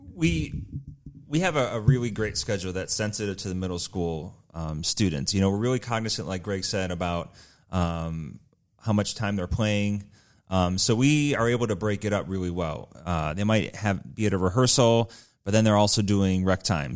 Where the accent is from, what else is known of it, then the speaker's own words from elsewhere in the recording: Chicago, Illinois, United States; now in Batavia, United States; I grew up in the Chicagoland area